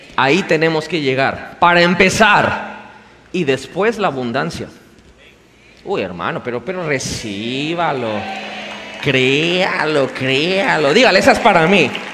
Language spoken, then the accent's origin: Spanish; Mexico